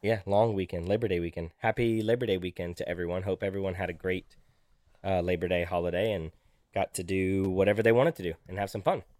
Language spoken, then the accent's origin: English; Auburn, Alabama, United States; also born or lived in Virginia; I'm from Auburn